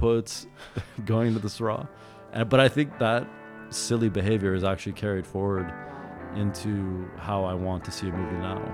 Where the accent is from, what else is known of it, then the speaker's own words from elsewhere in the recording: Madison, Wisconsin, United States; I grew up in Wisconsin